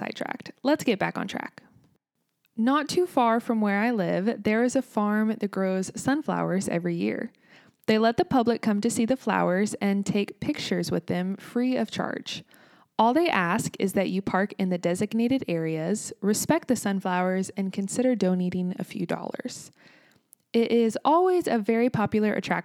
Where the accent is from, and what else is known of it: United States; also born or lived in Kansas